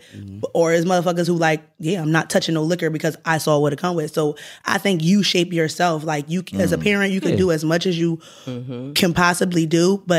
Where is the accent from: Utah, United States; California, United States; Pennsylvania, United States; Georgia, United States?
Pennsylvania, United States; Glenside; Glenside, Wincote. Montgomery County.